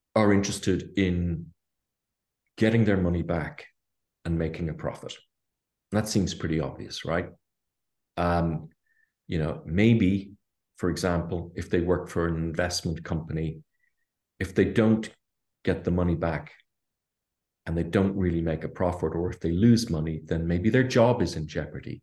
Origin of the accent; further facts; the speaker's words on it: Ireland; I'm Irish, grew up here in Ireland